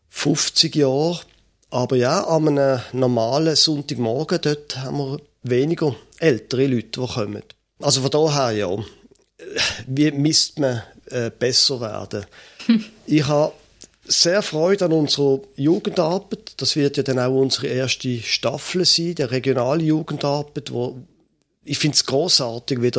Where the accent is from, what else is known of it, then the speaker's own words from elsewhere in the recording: Basel, Basel-Stadt, Switzerland; Ich bin in Basel aufgewachsen, hatte nie gedacht, dass ich einmal noch würde nördlicher wohnen als Basel, aber das mache ich jetzt.